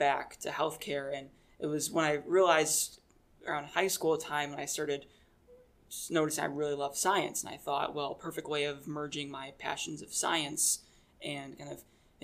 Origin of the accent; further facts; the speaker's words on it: Taylor, Michigan, United States; I was born and raised in Michigan. I grew up in a city called Taylor